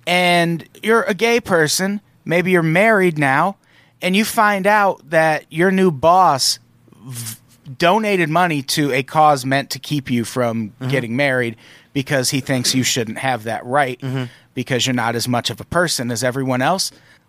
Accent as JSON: {"language": "English", "town": "Peoria", "region": "Illinois", "country": "United States", "tie": "born or raised there", "said": "I grew up in Peoria, Illinois, like right next to Iowa."}